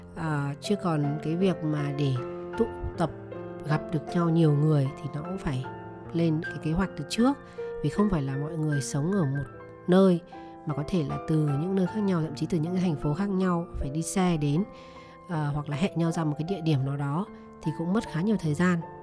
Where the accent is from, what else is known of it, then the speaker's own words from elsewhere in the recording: Vietnam; moved away as an adult; also born or lived in United States; mình người Việt Nam mình sinh ra lớn lên ở Việt Nam